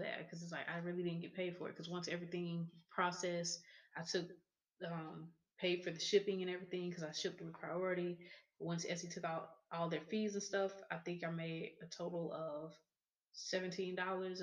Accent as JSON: {"language": "English", "town": "Raywood", "region": "Texas", "country": "United States", "said": "I'm from Raywood and I sell at Trade Days"}